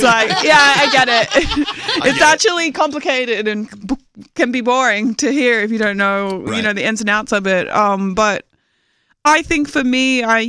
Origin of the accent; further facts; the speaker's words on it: Australia; moved away; I'm from Australia